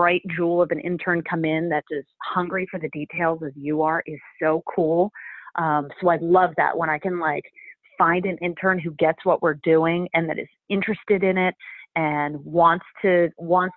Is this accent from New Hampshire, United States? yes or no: no; Philadelphia, Pennsylvania, United States; I grew up in Philly